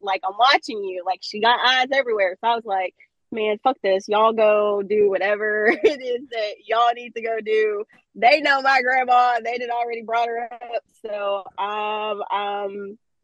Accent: Brenham, Texas, United States; I grew up in Brenham, so it's a small country town

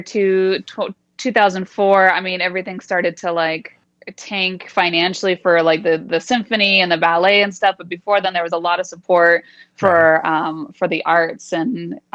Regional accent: San Jose, California, United States; moved away as an adult; also born or lived in Los Angeles, California; now in Las Vegas, United States; So I was born in LA, but I was raised pretty much my whole life in the San Jose Bay Area.

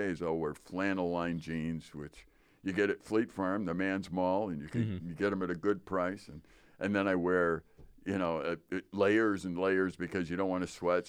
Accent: Wisconsin, United States; I am from Wisconsin.

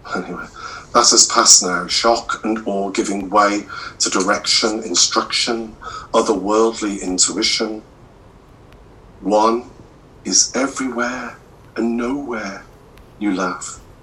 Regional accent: Midlands, United Kingdom; moved away as an adult; now in Cornwall, United Kingdom; I'm originally from the Midlands

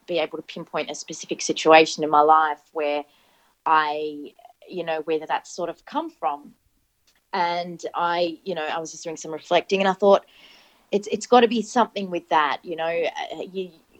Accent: Sydney, New South Wales, Australia; English is a second language; also born or lived in Iraq; I have always lived in Sydney. I came from Iraq originally, so I came over with my family when I was six years old.

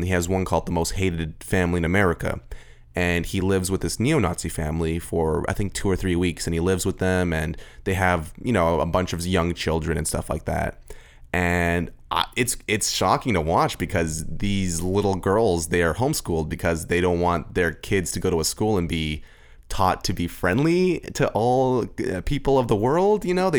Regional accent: Austria; I grew up in Austria, and I'm 100% against neo-Nazis.

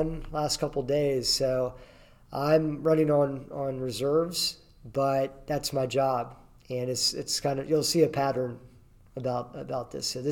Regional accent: Berryville, Virginia, United States; I grew up in the Winchester, Virginia area, a small town called Berryville in the Shenandoah Valley, Virginia

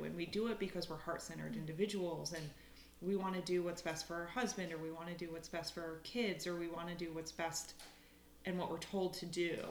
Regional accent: upstate New York, United States; moved away as an adult; also born or lived in Philadelphia, Pennsylvania; now in Conshohocken, United States; Originally, I'm from upstate New York, but I went to college here in Philly, and now I live in Conshohocken with my husband and pup

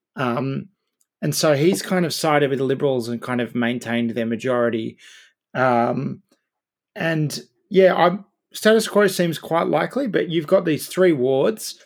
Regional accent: Campbelltown, New South Wales, Australia; my hometown of Campbelltown

